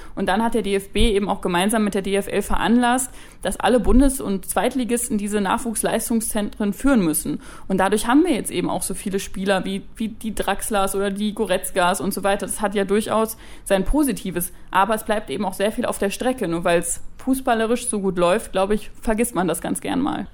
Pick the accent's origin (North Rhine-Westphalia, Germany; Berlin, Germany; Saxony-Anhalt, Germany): North Rhine-Westphalia, Germany; Dortmund; weil ich komme aus Dortmund und bin BVB-Fan